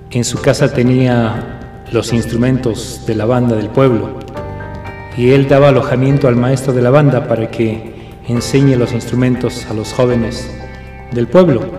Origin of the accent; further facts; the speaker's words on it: Ecuador; nos hace vivir lo que somos los ecuatorianos.